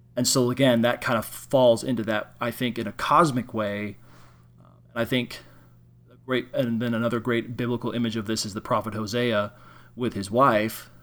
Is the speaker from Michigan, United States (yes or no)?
no; Illinois, United States; I'm from Illinois.